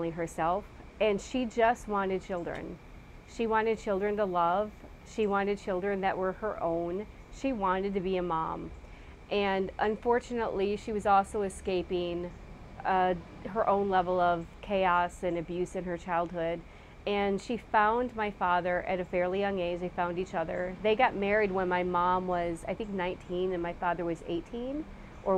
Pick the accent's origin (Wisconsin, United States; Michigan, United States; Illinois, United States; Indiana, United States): Illinois, United States; Waukegan; also born or lived in Lake Forest, Illinois; I was raised in a community called Waukegan, Illinois, so I'm a Midwest girl